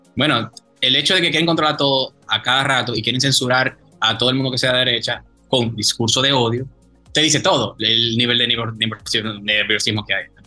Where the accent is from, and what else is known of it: Dominican Republic